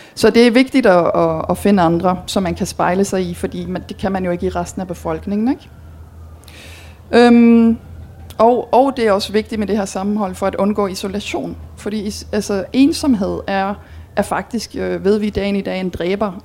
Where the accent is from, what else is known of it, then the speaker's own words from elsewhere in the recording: Belgium; moved away as an adult; now in Denmark; jeg er dansker, men jeg er opvokset og uddannet i Belgien